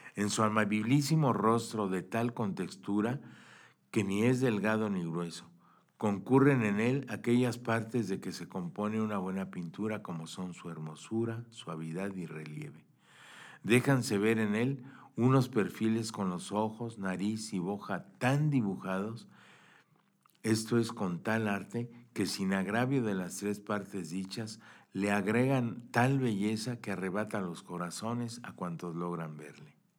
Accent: Mexico; pues para nosotros los mexicanos

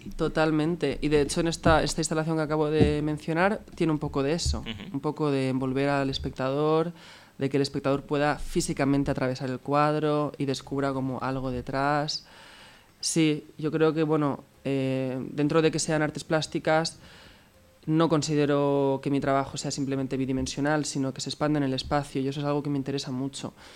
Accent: Alboraya, Valencian Community, Spain; moved away as an adult; also born or lived in China; por fin enseñar mi trabajo en mi pueblo

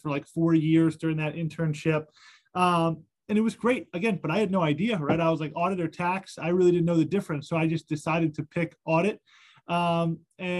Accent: Virginia, United States; moved away as an adult; I'm born and raised in Virginia

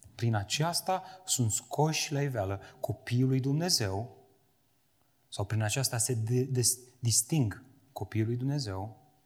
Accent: Romania; am crescut în România cu această conștiință creștină

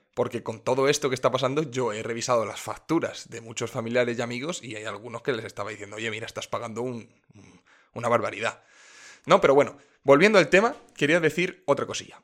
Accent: Region of Murcia, Spain; En mi tierra, en Murcia

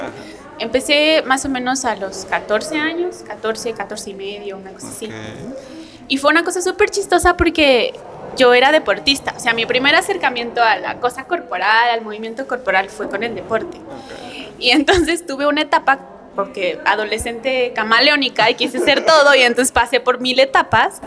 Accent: Tlaxcala, Mexico; yo estudiaba la secundaria, la prepa en Tlaxcala

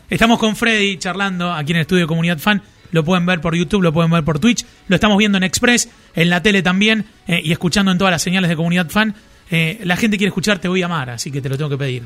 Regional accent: Marcos Juárez, Córdoba, Argentina; yo soy de Marco Juárez, que es provincia de Córdoba, pero veíamos los canales de Rosario

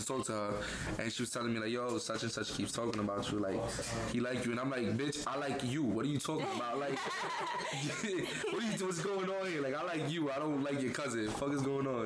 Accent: New York City, New York, United States; I'm from the Bronx, bro. Like that's what we say.

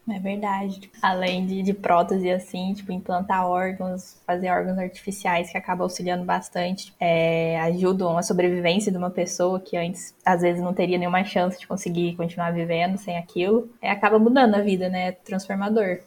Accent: Ouro Fino, Minas Gerais, Brazil; eu sou natural de Ouro Fino, no sul de Minas

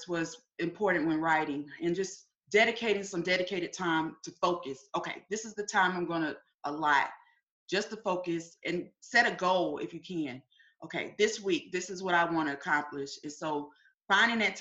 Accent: Winston-Salem, North Carolina, United States; now in Columbia, United States; I'm originally from Winston-Salem, North Carolina. I'm here in Columbia, South Carolina

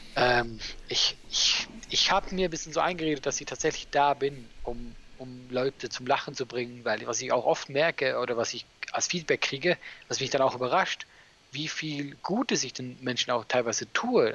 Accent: Switzerland; now in Germany; als Schweizer

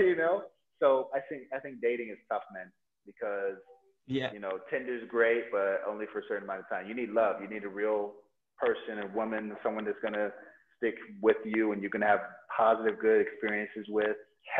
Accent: United States; moved away as an adult; also born or lived in Nigeria; now in Bali, Indonesia; I grew up in America

